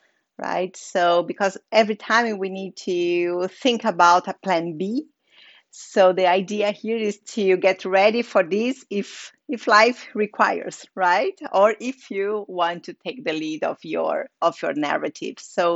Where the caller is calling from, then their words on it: Sitges, Catalonia, Spain; I'm speaking from Sitges. It's a small village near to Barcelona, Spain. So it's just by the sea at the Mediterranean. So it's a very gorgeous village here.